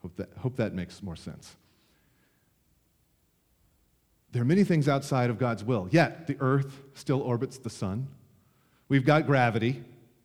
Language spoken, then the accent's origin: English; United States; As an American citizen in the 21st century